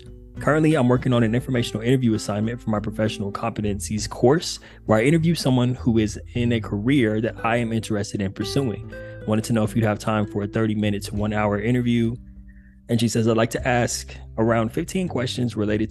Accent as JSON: {"language": "English", "town": "Upland", "region": "California", "country": "United States", "tie": "born or raised there", "moved": "yes", "said": "Pomona is near where I grew up in Upland, California"}